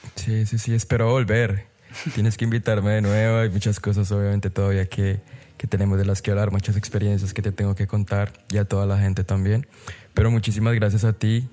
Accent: Colombia; moved away as an adult; soy colombiano a la muerte y me moriré siendo colombiano

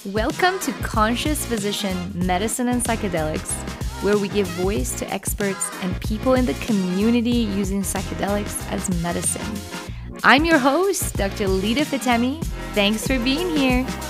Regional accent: Iran; moved away; I grew up in a culture myself, in the Persian culture, I'm from Iran

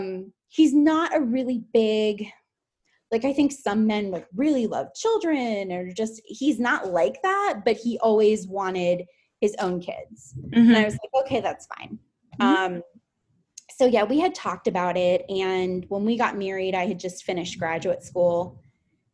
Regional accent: Fort Lauderdale, Florida, United States; moved away as an adult; also born or lived in Tallahassee, Florida; now in Orlando, United States; I'm from Fort Lauderdale

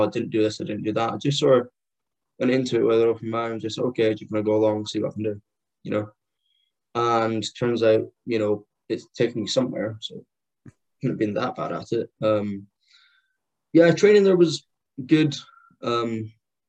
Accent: Scotland, United Kingdom; born or raised there; also born or lived in Liverpool; now in Perth, United Kingdom

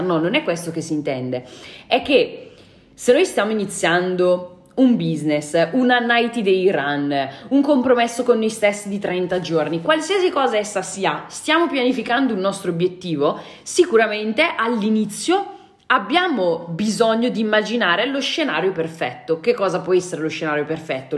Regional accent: Brescia, Lombardy, Italy; da bresciana ti garantisco che so molto bene cosa vuol dire quando c'è la nebbia

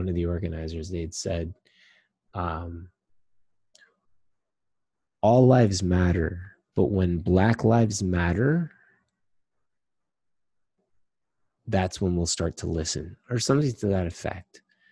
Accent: Trinidad & Tobago

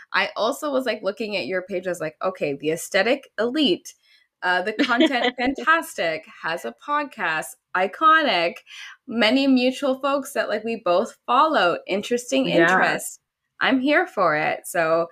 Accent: Dorchester, Ontario, Canada; also born or lived in Louisiana, United States; I grew up in a rural town in, you know, Ontario. It's called Dorchester.

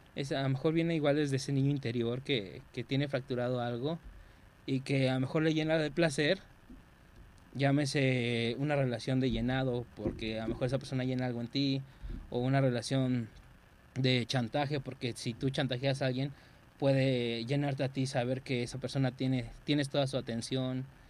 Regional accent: Mexico; como mexicano

